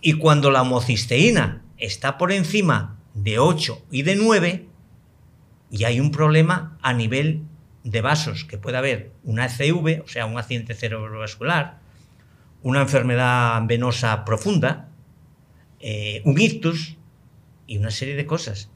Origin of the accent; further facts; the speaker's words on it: Spain; moved away; en mi país, en España, al que quiero enormemente